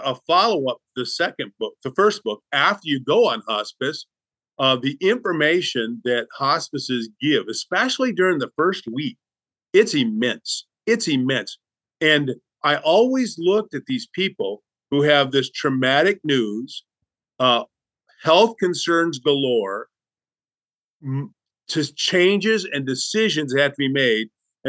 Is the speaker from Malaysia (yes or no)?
no; Southern United States, United States; depending where you're from, I'm from the Bible Belt.